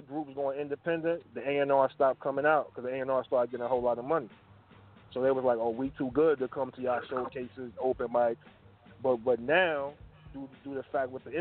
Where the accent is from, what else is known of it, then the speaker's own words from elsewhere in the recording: New York City, New York, United States; accent: hood twang; I'm from Brooklyn, New York